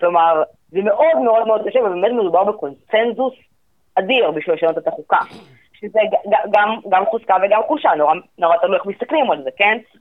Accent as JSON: {"language": "Hebrew", "country": "Israel"}